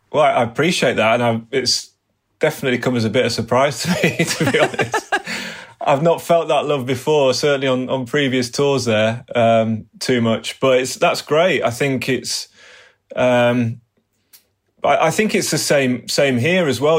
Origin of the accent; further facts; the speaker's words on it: England, United Kingdom; being an Englishman